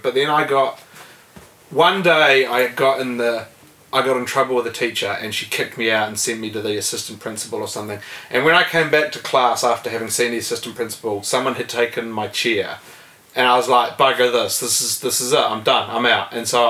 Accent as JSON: {"language": "English", "region": "Wellington", "country": "New Zealand", "tie": "born or raised there", "said": "I grew up here in Wellington. I grew up in the ghetto of Kandala. My parents were both teachers, though. They just bought a house in Kandala early enough when it was still affordable."}